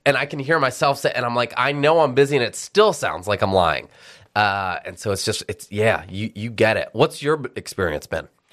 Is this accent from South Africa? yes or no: no; Detroit, Michigan, United States; moved away as an adult; also born or lived in Dubai / Abu Dhabi / Memphis; now in Philadelphia, United States; I grew up in Detroit